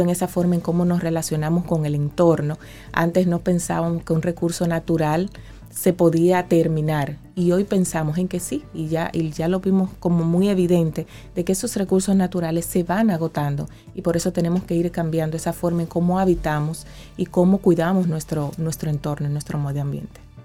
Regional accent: Dominican Republic; en mi país como República Dominicana

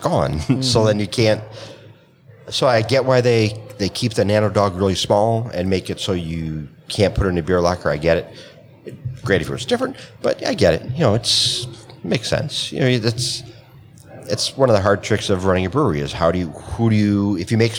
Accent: Wisconsin, United States; we're from Wisconsin

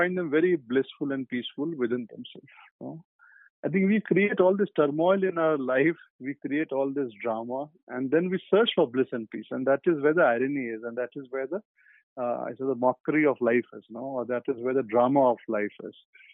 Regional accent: Kolkata, West Bengal, India; I grew up in Calcutta, as I've mentioned earlier. So Calcutta is Durga Puja.

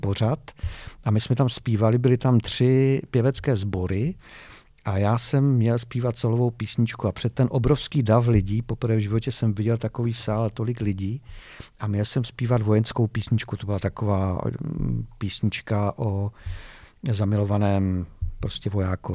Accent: Ostrava, Moravian-Silesian Region, Czechia; also born or lived in Vítkov; Já jsem se narodil ve Vítkově, ale když jsem měl rok, tak jsem se přestěhoval do Ostravy.

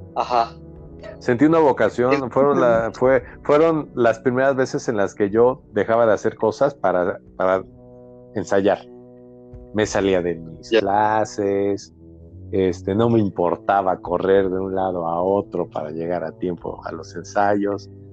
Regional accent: Mexico City, Mexico; yo nací en, en la Ciudad de México, pero cuando antes se llamaba Distrito Federal.

